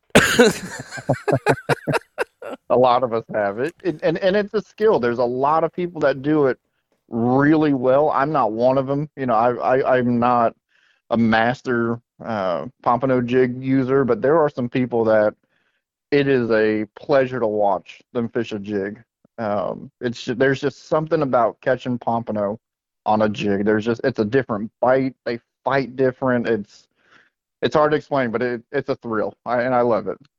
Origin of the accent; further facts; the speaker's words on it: West Palm Beach, Florida, United States; growing up in South Florida, I was born and raised in West Palm Beach, Florida